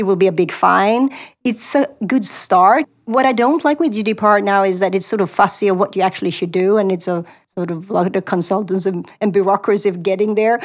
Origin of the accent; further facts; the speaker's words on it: Sweden; moved away as an adult; also born or lived in Stockholm; now in Silicon Valley, United States; I grew up in Sweden